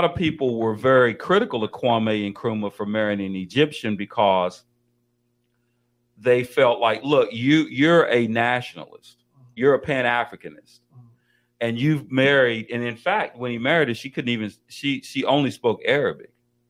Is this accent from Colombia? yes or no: yes; Colombia; I'm not Mexican. I'm from Colombia.